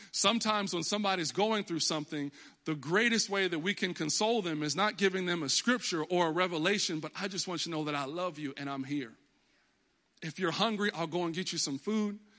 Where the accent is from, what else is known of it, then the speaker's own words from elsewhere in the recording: Texas, United States; moved away as an adult; now in Connecticut, United States; I was always in Texas. I was born in Texas. That's why I'm a diehard Cowboys fan, 'cause I'm from Texas.